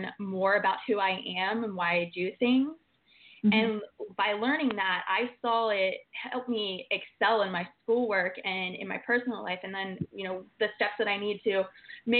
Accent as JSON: {"language": "English", "region": "Maryland", "country": "United States", "tie": "born or raised there", "moved": "as an adult", "lives_now": "Florida, United States", "said": "I was born and raised in Maryland, and majority of my family at the time was in Virginia and West Virginia"}